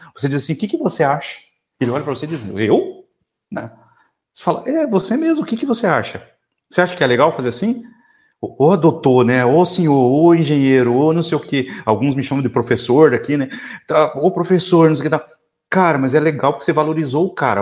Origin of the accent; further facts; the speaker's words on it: South Region, Brazil; sou do sul do Brasil, sulista